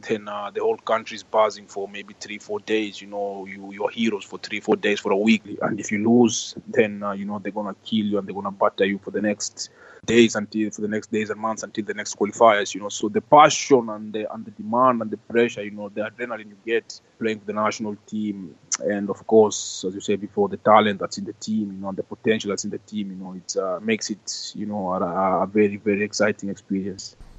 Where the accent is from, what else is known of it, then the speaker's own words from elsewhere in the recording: Kenya; moved away; growing up in Kenya